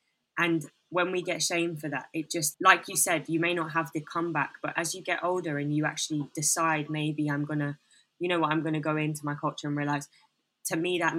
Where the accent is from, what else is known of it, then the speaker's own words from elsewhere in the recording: Bangladesh; because a lot of people don't think I'm from Bangladesh, et cetera, et cetera.